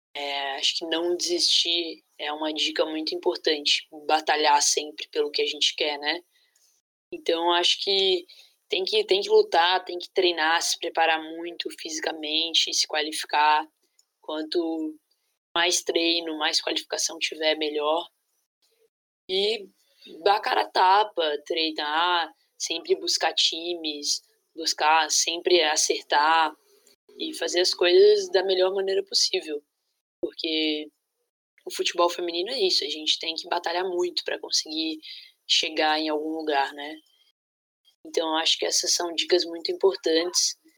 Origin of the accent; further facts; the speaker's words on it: Jaraguá do Sul, Santa Catarina, Brazil; E aí eu fui jogar na escolinha da cidade, de Jaraguá do Sul, que foi onde eu nasci